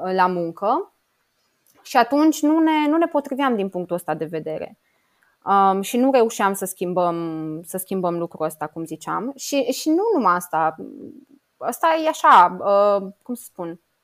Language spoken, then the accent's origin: Romanian; Romania; moved away as an adult; also born or lived in Luxembourg; sunt româncă